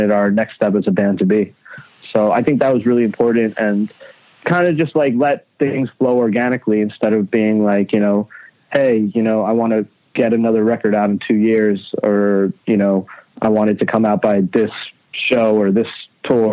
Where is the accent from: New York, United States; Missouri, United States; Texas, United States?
New York, United States; Long Island; also born or lived in Queens, New York; now in New York City, United States; around like 4 or 5 years old, we moved to Long Island. And that's where I spent like, you know, most of my life, you know, up till high school